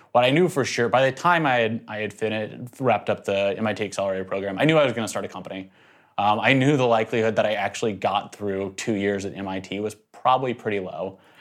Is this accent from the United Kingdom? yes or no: no; Nashville, Tennessee, United States; moved away as an adult; also born or lived in North Carolina; I actually grew up in Nashville, Tennessee